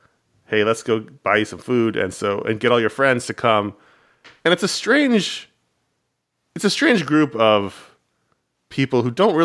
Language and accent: English; New York, United States; Now, I grew up in New York.